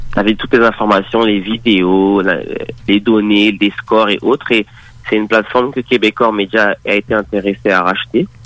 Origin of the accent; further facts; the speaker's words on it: Paris, Île-de-France, France; moved away as an adult; now in Montreal, Canada; je suis né en, France, donc à Paris